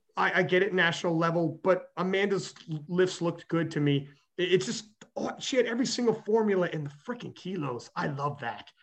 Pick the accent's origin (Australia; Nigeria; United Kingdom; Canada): Canada; I'm Canadian